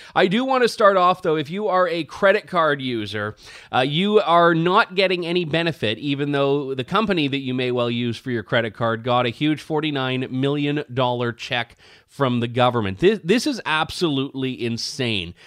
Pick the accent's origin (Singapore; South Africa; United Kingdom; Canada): Canada; I'm happy as a Canadian